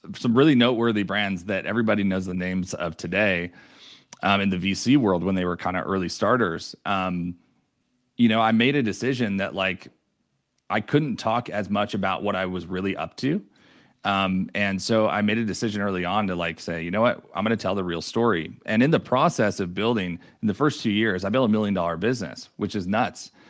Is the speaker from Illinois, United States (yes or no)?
no; New York, United States; moved away as an adult; now in Denver, United States; I'm originally from New York too